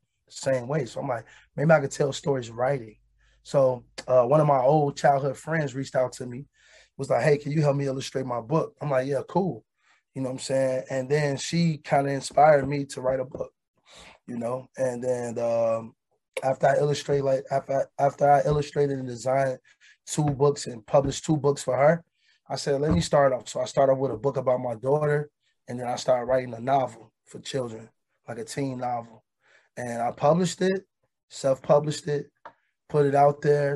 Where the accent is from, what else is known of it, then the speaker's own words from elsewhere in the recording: Chicago, Illinois, United States; we experienced trauma as kids growing up in Chicago